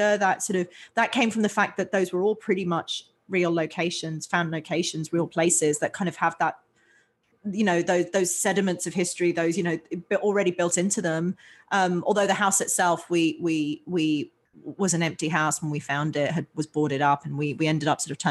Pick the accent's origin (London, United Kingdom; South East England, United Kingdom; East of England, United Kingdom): London, United Kingdom; moved away as an adult; I grew up in London in England